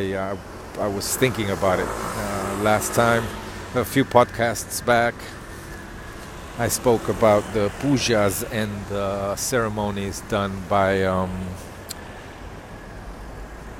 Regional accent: Mozambique; I grew up in Mozambique

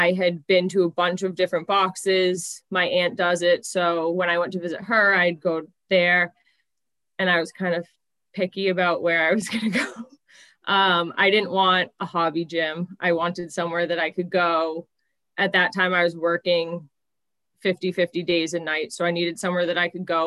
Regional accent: Mansfield, United States; So I grew up in Mansfield

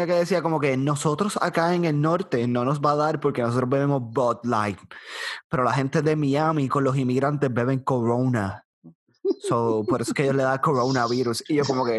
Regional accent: Bayamón, Puerto Rico; yo soy de Bayamón

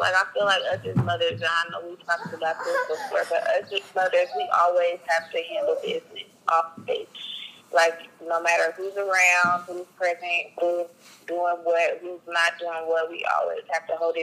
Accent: Kansas City, Missouri, United States; I'm from Kansas City, Missouri

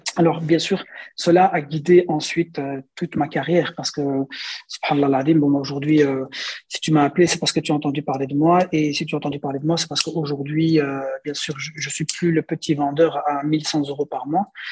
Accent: Belgium; chez nous, en Belgique, ceux qui font les meubles, c'est les Belges, bien sûr, parce qu'on est en Belgique

